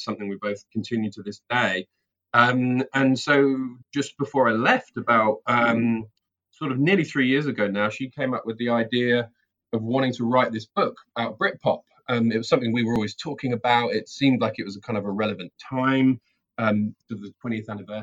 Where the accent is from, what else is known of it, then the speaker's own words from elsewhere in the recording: England, United Kingdom; moved away as an adult; also born or lived in London; now in New Zealand; I'm originally from England, and I now live in New Zealand. Moved here about 3 years ago.